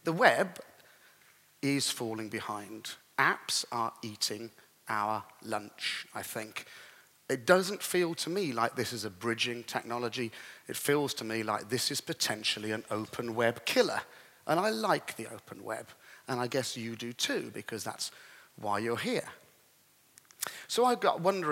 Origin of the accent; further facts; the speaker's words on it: England, United Kingdom; I'm an English gentleman, a classic English gentleman